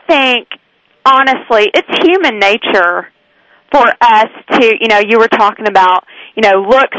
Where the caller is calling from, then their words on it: Franklin, Tennessee, United States; I'm calling from Franklin, Tennessee.